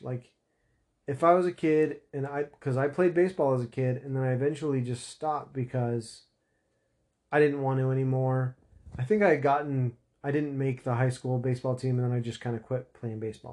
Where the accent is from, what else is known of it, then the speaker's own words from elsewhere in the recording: Utah, United States; I'm from Utah